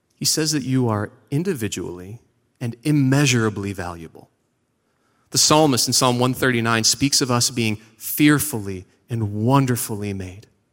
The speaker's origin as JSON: {"language": "English", "town": "Seven Hills", "region": "Ohio", "country": "United States", "also_born_or_lived": "Parma, Ohio", "moved": "yes", "said": "I am from Parma. Actually, I'm from Seven Hills, which is fancy Parma"}